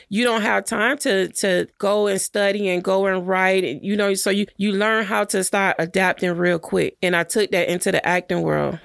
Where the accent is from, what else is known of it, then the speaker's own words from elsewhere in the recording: Miami Gardens, Florida, United States; I'm from Carroll City